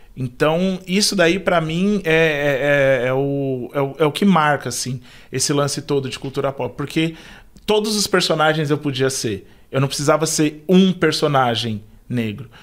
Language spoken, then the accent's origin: Portuguese; Taboão da Serra, São Paulo, Brazil; moved away as an adult; eu sou de Taboão da Serra, então estou aqui na Zona Sul já há muito tempo, desde quando eu era criança até poucos meses atrás